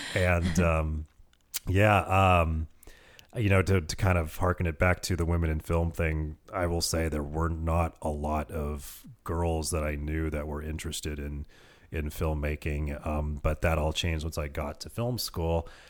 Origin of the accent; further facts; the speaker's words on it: Petaluma, California, United States; also born or lived in Santa Rosa / Modesto; my hometown of Petaluma